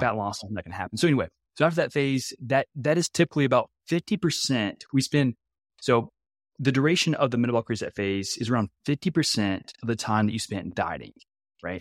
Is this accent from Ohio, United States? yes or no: no; Louisiana, United States; also born or lived in Nebraska; I'm actually from Louisiana.